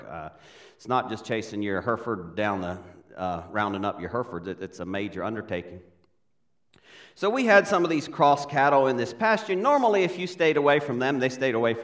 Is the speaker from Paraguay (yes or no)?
yes; Paraguay; I was born in South America, Paraguay. We still live there.